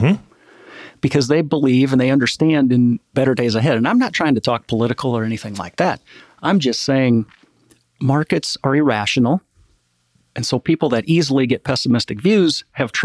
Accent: Midwest, United States; I'm from the Midwest, small town

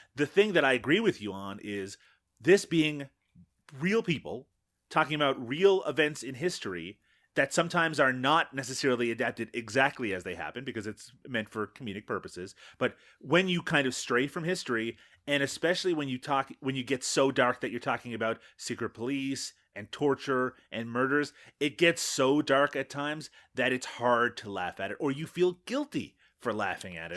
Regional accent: Canada; as a Canadian

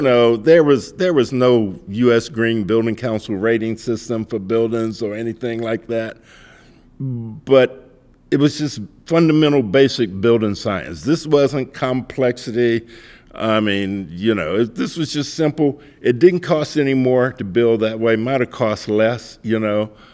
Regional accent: Mississippi, United States; I grew up in Mississippi

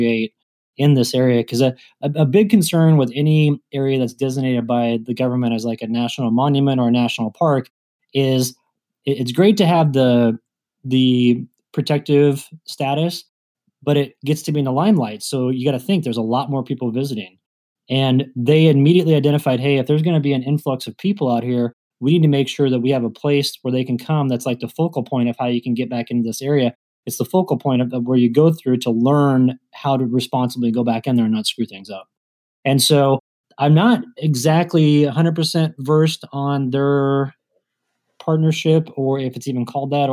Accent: Kansas, United States; moved away; if I'm coming from Kansas where I grew up

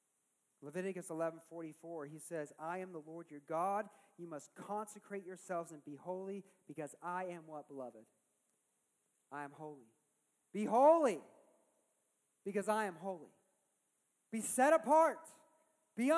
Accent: California, United States; As a Californian.

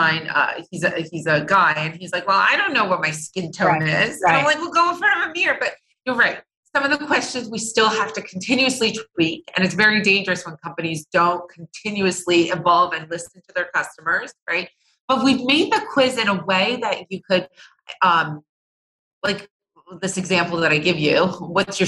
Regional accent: New Jersey, United States; now in Los Angeles, United States; I grew up in New Jersey, very, very humid summers. Now I'm in California

